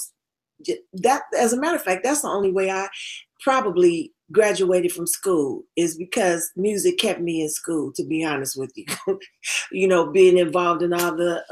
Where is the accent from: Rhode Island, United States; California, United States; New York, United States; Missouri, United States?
California, United States; Los Angeles; also born or lived in Tyler, Texas; I was raised in Los Angeles